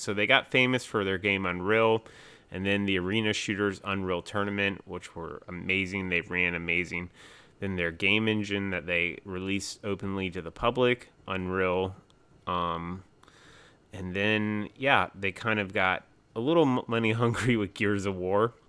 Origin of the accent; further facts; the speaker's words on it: North Carolina, United States; I'm from North Carolina, too